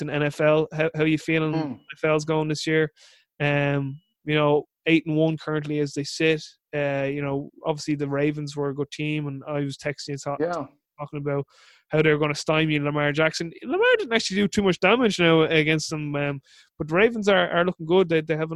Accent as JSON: {"language": "English", "country": "Ireland", "said": "I'm Irish"}